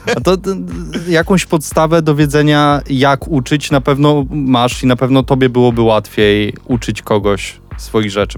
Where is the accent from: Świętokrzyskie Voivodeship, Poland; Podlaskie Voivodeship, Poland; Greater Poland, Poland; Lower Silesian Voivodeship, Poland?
Podlaskie Voivodeship, Poland; Suwałki; moved away as an adult; urodziłem się, myślę, w Suwałkach, a nie nigdzie indziej